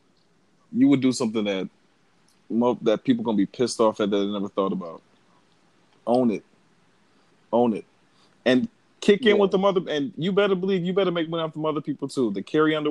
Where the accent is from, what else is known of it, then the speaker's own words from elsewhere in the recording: the South, Southern United States, United States; we're from places that are like Southern